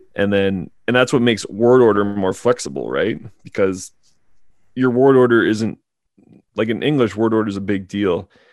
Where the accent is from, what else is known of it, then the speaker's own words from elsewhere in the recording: Canada; being Canadian